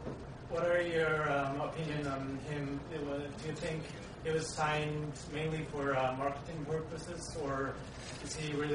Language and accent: English; Mongolia; moved away; also born or lived in Japan; I'm originally from Mongolia, but I lived in Japan for a long time